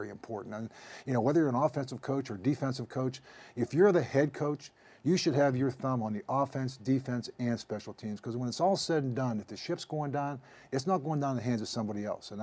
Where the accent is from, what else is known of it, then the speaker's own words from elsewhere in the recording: Pittsburgh, Pennsylvania, United States; also born or lived in Kansas City; my hometown team